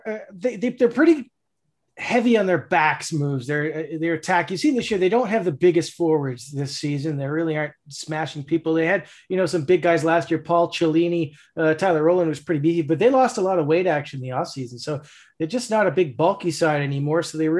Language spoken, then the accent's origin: English; Toronto, Ontario, Canada; now in Halifax, Canada; grew up in Toronto. I'm from Toronto.